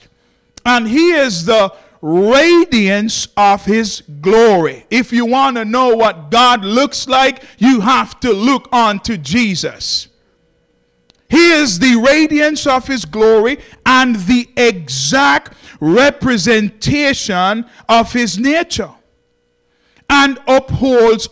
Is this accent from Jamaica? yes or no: yes; Jamaica; I'm from Jamaica